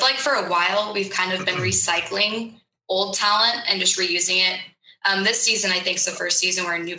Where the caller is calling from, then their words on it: Chico, California, United States; I live in Chico, California.